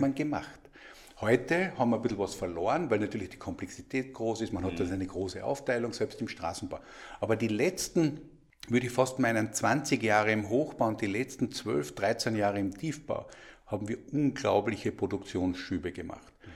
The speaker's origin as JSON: {"language": "German", "country": "Austria", "said": "als Österreicher"}